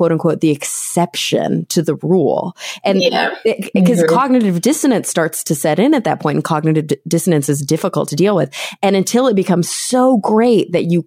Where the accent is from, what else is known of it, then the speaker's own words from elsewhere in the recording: Plano, Texas, United States; also born or lived in New York; now in Los Angeles, United States; I grew up in Plano, Texas, right outside of Dallas.